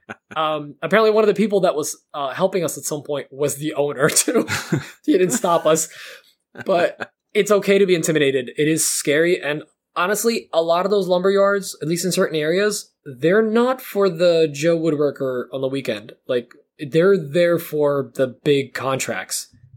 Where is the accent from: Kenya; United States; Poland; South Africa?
Poland; born there; which I cannot spell because I was born in Poland.